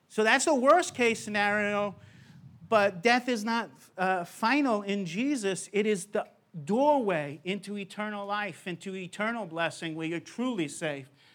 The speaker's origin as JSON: {"language": "English", "region": "New York", "country": "United States", "tie": "born or raised there", "said": "I grew up in New York"}